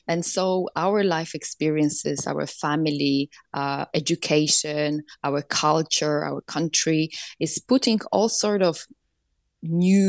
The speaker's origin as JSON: {"language": "English", "country": "Poland", "tie": "born or raised there", "said": "I grew up in Poland, communist Poland"}